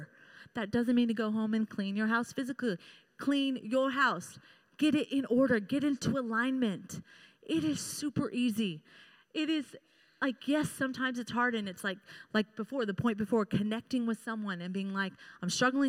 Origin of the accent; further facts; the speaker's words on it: United States; I've grown up in America